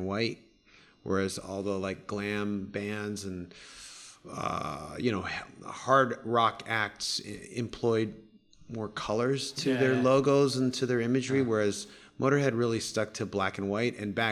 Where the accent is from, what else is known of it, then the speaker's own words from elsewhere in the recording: Canada; I grew up in Canada